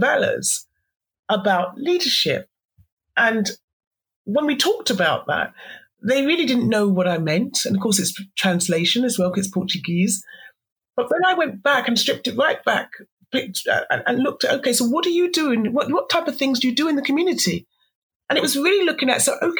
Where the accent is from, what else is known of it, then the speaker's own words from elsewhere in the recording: Somerset, South West England, United Kingdom; also born or lived in Devon; I grew up in Somerset, so I'm a Somerset person.